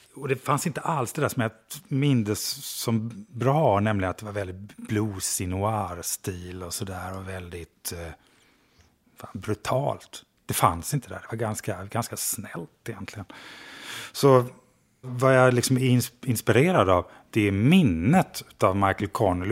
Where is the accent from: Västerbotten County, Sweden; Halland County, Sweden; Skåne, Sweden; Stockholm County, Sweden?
Halland County, Sweden; Skogstorp; moved away; Jag kommer från Skogstorp utanför Falkenberg